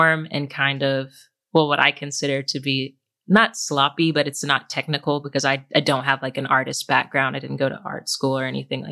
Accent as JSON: {"language": "English", "town": "Oklahoma City", "region": "Oklahoma", "country": "United States", "tie": "born or raised there", "said": "I grew up in Oklahoma City with my mom and two siblings."}